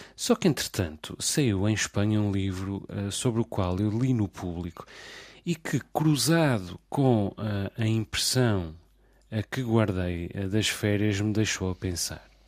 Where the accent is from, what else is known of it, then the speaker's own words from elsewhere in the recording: Portugal; also born or lived in the Portuguese islands (residence); eu não sou português por acaso só. Não só por ter nascido em território português